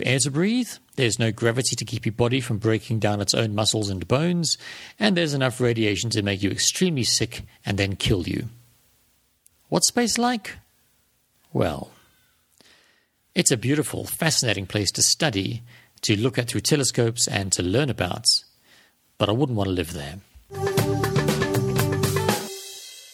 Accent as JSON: {"language": "English", "country": "South Africa", "said": "South African like me"}